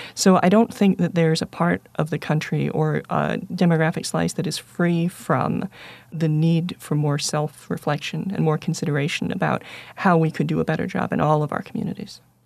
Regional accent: United States; I'm exactly as American as three of the women you named in terms of being born in the country

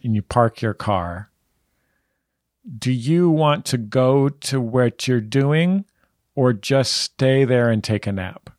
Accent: San Francisco, California, United States; I grew up in the Mission, right in the middle of San Francisco

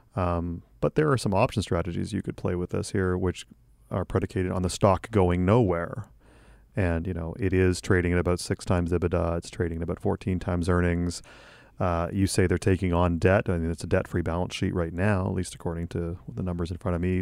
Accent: Canada; as a Canadian

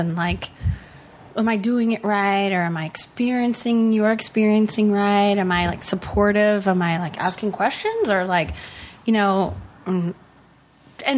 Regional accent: Long Island, New York, United States; moved away; also born or lived in Bay Area; I grew up on Long Island

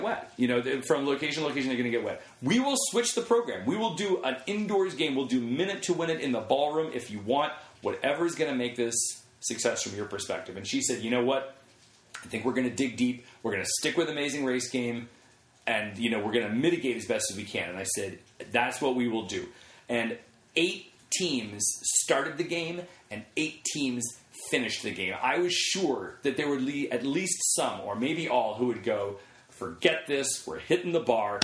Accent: Oakland, California, United States; I was born and raised in Oakland.

